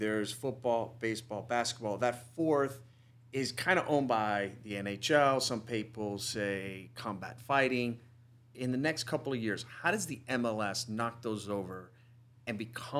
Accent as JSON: {"language": "English", "country": "United States", "said": "as an American sports fan"}